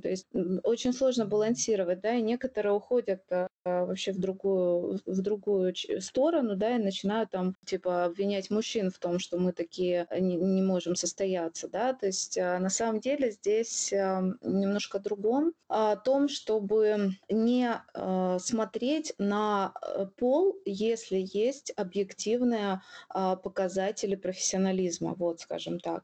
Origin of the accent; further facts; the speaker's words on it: Ukraine; я украинка